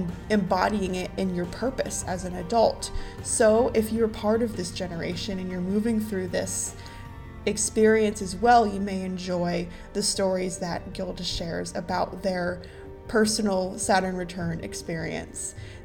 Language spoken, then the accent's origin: English; Ohio, United States; I'm from Ohio, so I grew up in the Midwest.